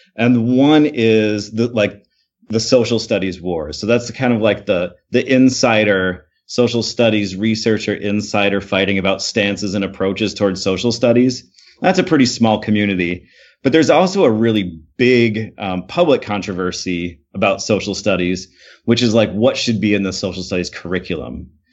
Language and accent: English; Michigan, United States; I grew up in Michigan. I'm from Michigan.